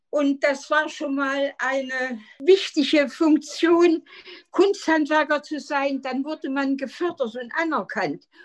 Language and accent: German; Jena, Thuringia, Germany; Ich bin in Jena geboren 1932 und bin dann äh, nach einer wunderschönen Kindheit an der Ringwiese in unserem äh, Zeissgebiet ein glückliches Kind gewesen.